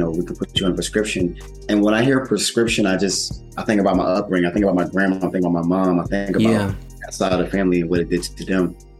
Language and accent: English; Willingboro, New Jersey, United States; I grew up in Woolenboro, New Jersey. That's where I grew up